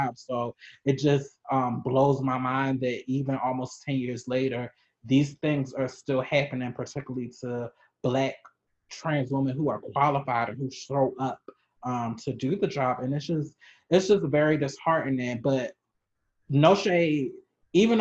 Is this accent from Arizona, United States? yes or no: no; Baltimore, Maryland, United States; I'm originally from Maryland